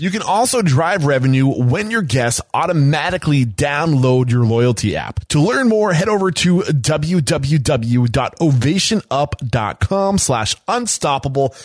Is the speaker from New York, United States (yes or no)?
no; Exeter, New Hampshire, United States; growing up in New Hampshire